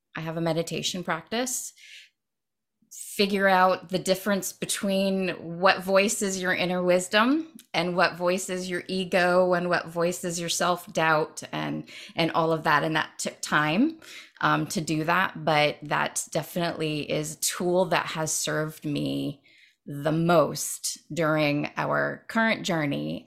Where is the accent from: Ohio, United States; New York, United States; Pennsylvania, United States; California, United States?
Ohio, United States; Dayton; moved away; I grew up in Dayton, Ohio